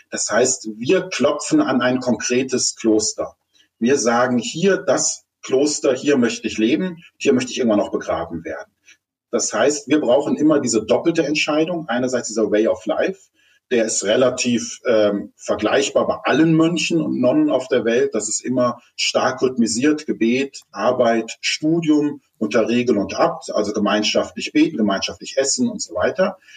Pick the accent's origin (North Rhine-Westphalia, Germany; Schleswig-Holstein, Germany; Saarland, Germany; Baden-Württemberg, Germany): Baden-Württemberg, Germany; Stuttgart; born there; Ich komme aus einer Künstlerfamilie, also ich bin in Stuttgart geboren, bin aber 14 Mal umgezogen, weil meine Mutter Schauspielerin ist